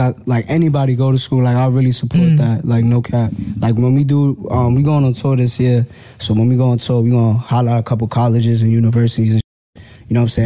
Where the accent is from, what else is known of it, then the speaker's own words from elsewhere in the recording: New York City, New York, United States; my hood, because I love Brooklyn, East New York all day